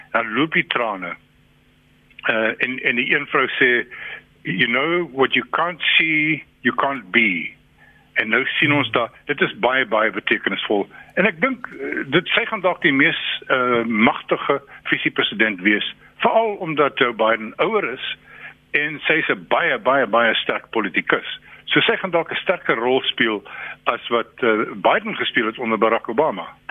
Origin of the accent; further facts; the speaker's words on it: South Africa; 'n Suid-Afrikaner en 'n Afrikaan